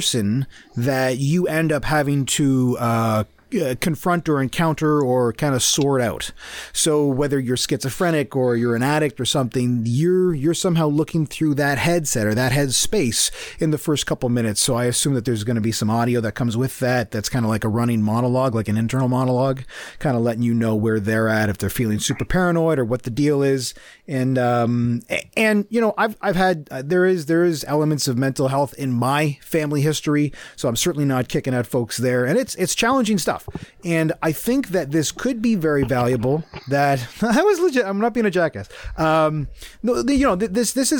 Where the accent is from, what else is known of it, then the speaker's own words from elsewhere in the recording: Canada; also born or lived in United States; I'm Canadian